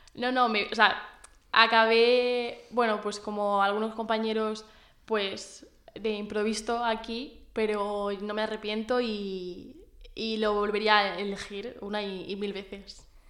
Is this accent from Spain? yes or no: yes; Orihuela, Valencian Community, Spain; yo soy de Orihuela